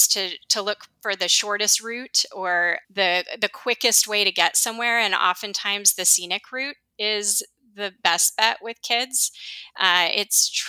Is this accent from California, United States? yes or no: yes; San Clemente, California, United States; I grew up in San Clemente, which is this small little surfer beach town